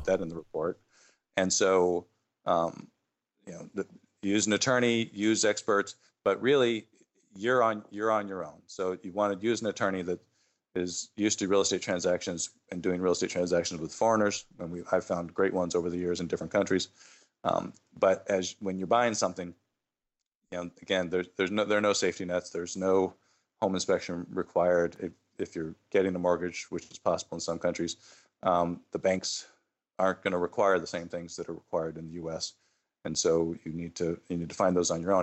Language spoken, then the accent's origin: English; Phoenix, Arizona, United States; moved away as an adult; I grew up in Phoenix